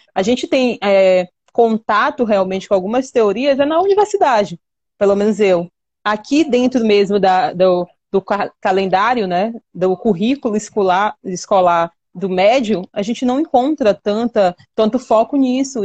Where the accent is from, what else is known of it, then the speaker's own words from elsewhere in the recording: Maranhão, Brazil; nós, aqui, habitantes dessa região